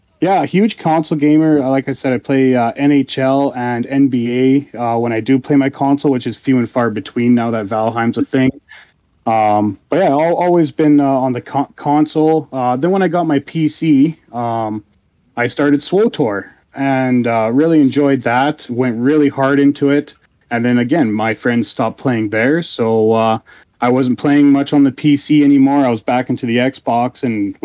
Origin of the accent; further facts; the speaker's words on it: Canada; I'm Canadian